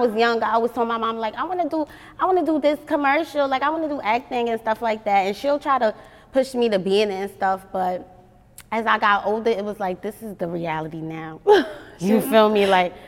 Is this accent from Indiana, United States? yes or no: no; New York City, New York, United States; moved away as an adult; now in Atlanta, United States; I'm from Staten Island.